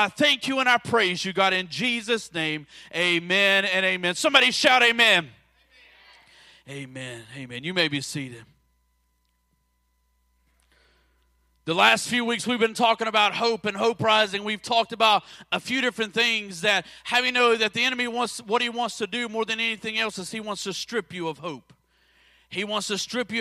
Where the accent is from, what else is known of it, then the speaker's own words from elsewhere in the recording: Florida, United States; moved away as an adult; now in West Virginia, United States; I grew up in Florida